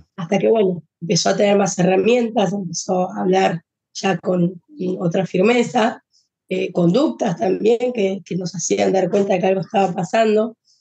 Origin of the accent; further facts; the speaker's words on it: Buenos Aires, Argentina; Nosotros somos de Argentina, de Buenos Aires